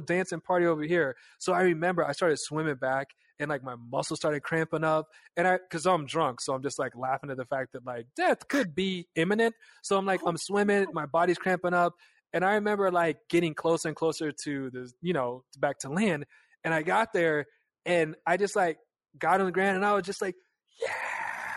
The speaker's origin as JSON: {"language": "English", "region": "Kansas", "country": "United States", "tie": "born or raised there", "said": "We're just like kids from Kansas"}